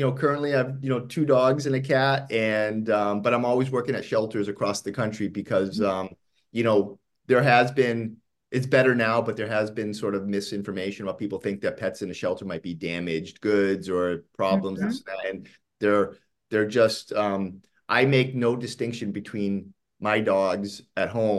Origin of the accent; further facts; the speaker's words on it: East Coast, Northeast, United States; moved away as an adult; now in Los Angeles, United States; I grew up on the East Coast, and I now live in Los Angeles.